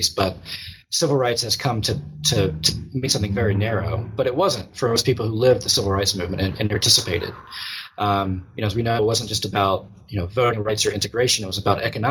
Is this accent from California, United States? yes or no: no; Eden, North Carolina, United States; moved away; I'm from Eden, North Carolina